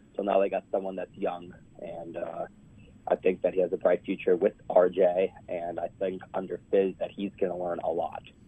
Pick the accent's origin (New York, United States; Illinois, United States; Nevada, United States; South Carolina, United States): New York, United States; I'm from New York, New York